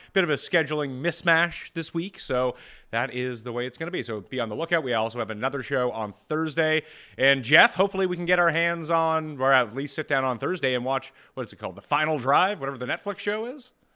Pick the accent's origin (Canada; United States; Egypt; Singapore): Canada; I am Canadian